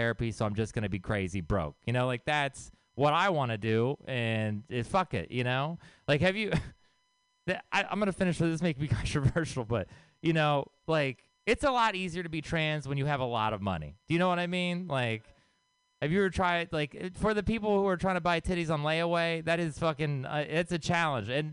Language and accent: English; Texas, United States; I grew up in Texas.